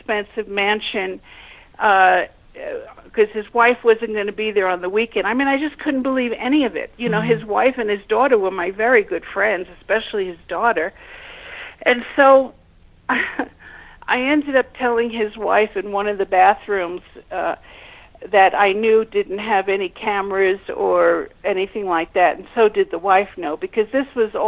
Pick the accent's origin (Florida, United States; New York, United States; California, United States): New York, United States; New York City; I was born and raised in Brooklyn, New York